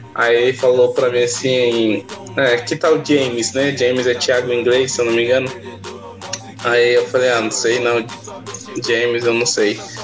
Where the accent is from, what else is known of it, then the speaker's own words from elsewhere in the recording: São Paulo, Brazil; sou daqui de São Paulo